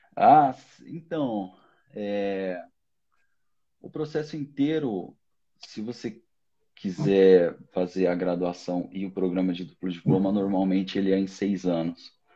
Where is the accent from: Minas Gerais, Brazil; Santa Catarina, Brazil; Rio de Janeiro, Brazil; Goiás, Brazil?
Santa Catarina, Brazil; Rio do Sul; moved away; also born or lived in São Paulo / Paris, France; sou do interior de Santa Catarina, de Rio do Sul